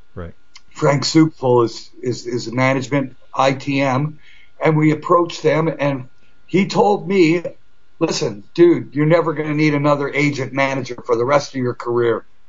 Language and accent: English; Toronto, Ontario, Canada